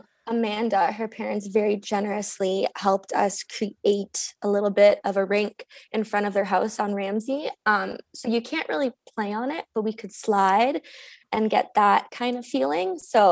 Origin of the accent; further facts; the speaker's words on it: Sudbury, Ontario, Canada; like we're from Sudbury, like we're from Northern Ontario. Like that's what like we live for.